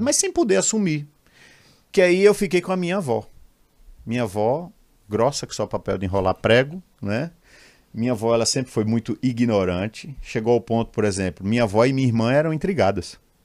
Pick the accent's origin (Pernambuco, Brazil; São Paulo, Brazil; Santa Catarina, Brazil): Pernambuco, Brazil; Limoeiro; eu sou de Limoeiro, interior do estado de Pernambuco, 70 quilômetros da capital.